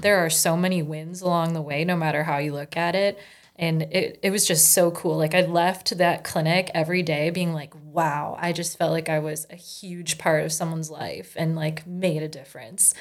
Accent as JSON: {"language": "English", "town": "Fergus Falls", "region": "Minnesota", "country": "United States", "tie": "born or raised there", "also_born_or_lived": "Colorado Springs", "said": "I was born and raised here in Fergus Falls"}